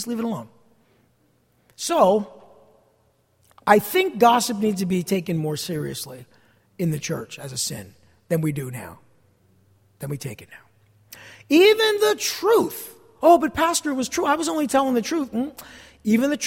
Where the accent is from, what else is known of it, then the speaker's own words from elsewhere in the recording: New Jersey, United States; I'm from New Jersey